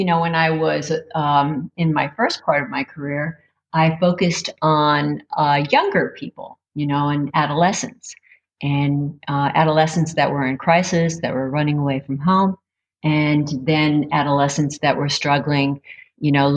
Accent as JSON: {"language": "English", "region": "Northeast Pennsylvania", "country": "United States", "tie": "born or raised there", "also_born_or_lived": "Reading, Pennsylvania", "moved": "as an adult", "said": "I grew up in Northeast Pennsylvania, and I traveled to Reading after I was married"}